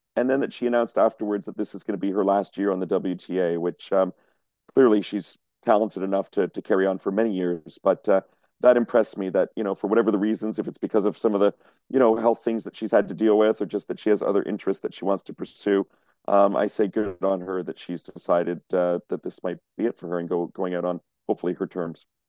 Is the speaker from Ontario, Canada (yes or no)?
no; Montreal, Quebec, Canada; moved away; my hometown